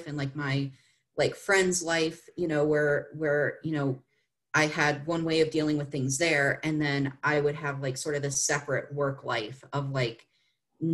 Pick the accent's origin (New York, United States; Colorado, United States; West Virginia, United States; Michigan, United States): West Virginia, United States; I was raised in West Virginia